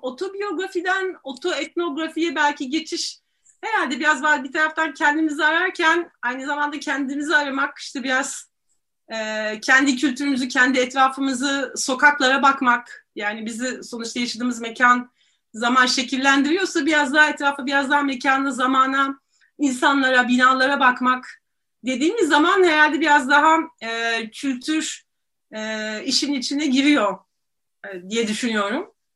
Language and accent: Turkish; Istanbul, Turkey; İstanbulluyum ee, ve Boğazlıyım